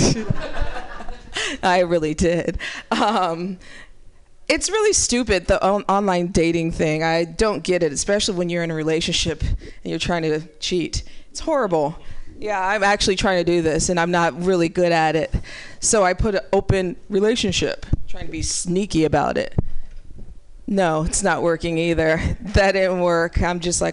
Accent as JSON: {"language": "English", "town": "Ferguson", "region": "Missouri", "country": "United States", "tie": "born or raised there", "said": "growing up in Ferguson, Missouri"}